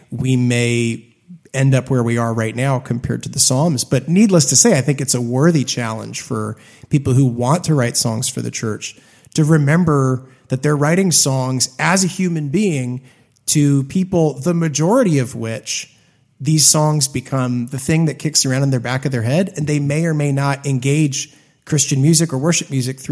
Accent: Hamilton, Ontario, Canada; growing up in Hamilton, Canada

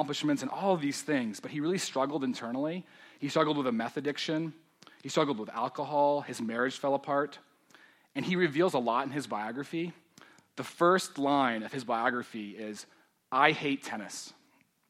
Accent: Denver, Colorado, United States; I grew up in Denver, so I'm one of the few natives

